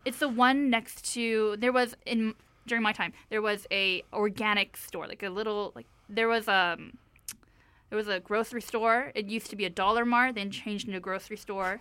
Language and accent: English; Vancouver, British Columbia, Canada; I grew up in Carisdale in, like, the early, like, two thousands